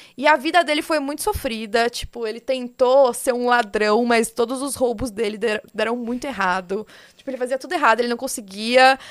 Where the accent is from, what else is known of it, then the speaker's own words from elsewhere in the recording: interior of São Paulo, Brazil; eu sou do interior daqui de São Paulo